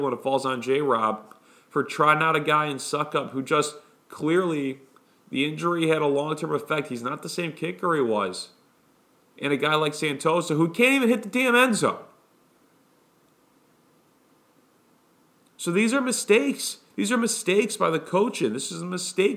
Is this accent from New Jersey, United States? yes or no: no; Chicago, Illinois, United States; now in Brooklyn, United States; Chicago born and raised, currently live in New York